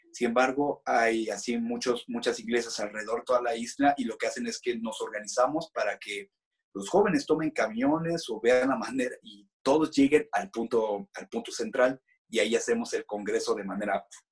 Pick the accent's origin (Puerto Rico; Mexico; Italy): Mexico; somos los extranjeros, ¿no? Somos los, los mexicanos